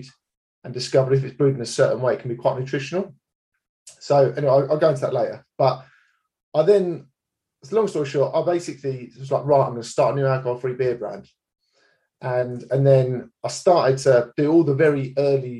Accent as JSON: {"language": "English", "town": "Enfield", "region": "London", "country": "United Kingdom", "tie": "born or raised there", "moved": "as an adult", "lives_now": "Hertford, United Kingdom", "said": "I live in Hartford, just north of London. I grew up in Enfield"}